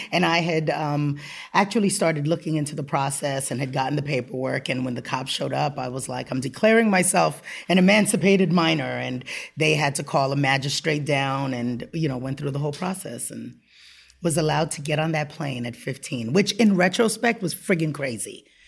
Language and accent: English; U.S. Virgin Islands; moved away; I was born and raised on the Upper West Side of Manhattan. My mom was a single mother and moved around to wherever she needed to, to take care of us. And when I was about eight years old, she moved to Saint Croix in the Virgin Islands.